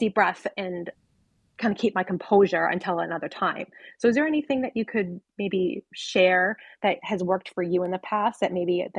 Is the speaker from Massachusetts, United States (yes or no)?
yes; Boston, Massachusetts, United States; And being the Bostonian American that I am